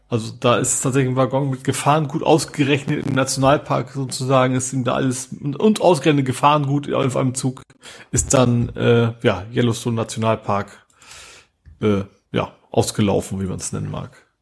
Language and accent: German; Vechta district, Lower Saxony, Germany; now in Hamburg, Germany; Ist auch meine Heimat, Kreis Fechter